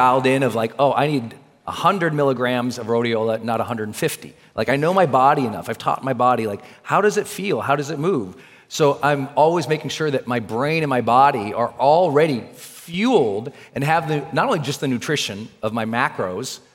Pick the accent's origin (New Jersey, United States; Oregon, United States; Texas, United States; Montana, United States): Montana, United States; I'm from Montana, so there's food everywhere